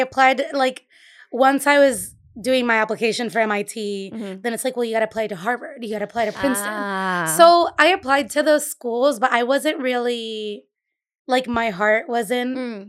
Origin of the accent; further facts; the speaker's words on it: Caguas, Puerto Rico; also born or lived in Brooklyn / Boston; now in Providence, United States; I grew up in Puerto Rico. So okay. I grew up in in a town called Caguas. It's a valley, mm-hmm. Maybe 20 minutes inland from San Juan.